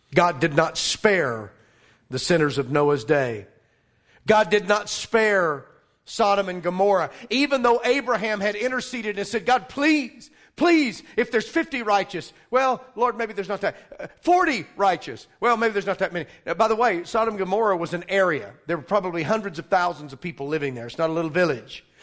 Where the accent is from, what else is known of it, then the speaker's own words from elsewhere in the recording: Arkansas, United States; I'm from Arkansas